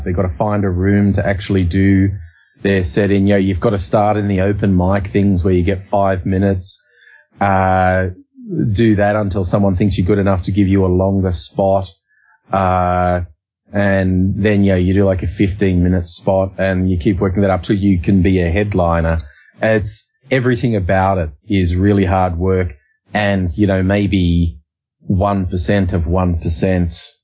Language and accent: English; Australia; we say it like it's a Z, Aussie